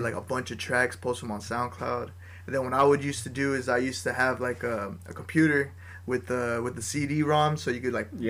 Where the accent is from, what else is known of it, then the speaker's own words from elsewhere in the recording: La Habra, California, United States; we're all from La Habra